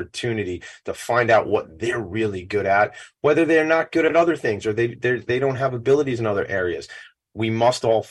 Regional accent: Franklin Square, New York, United States; I grew up in Franklin Square

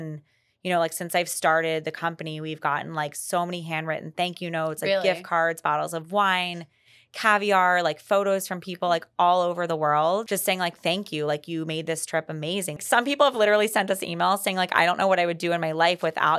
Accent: Maryland, United States; We're both from Maryland.

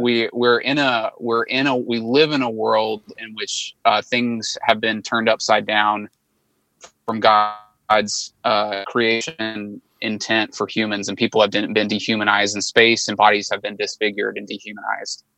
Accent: Arkansas, United States; also born or lived in Chicago, United States / Little Rock, United States; I'm from Arkansas. Um, was born and raised in Arkansas

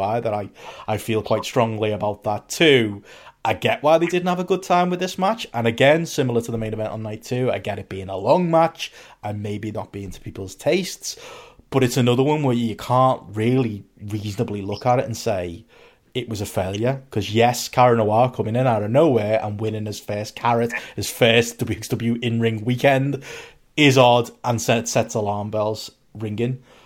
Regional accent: Liverpool, North West England, United Kingdom; and then I say Liverpool

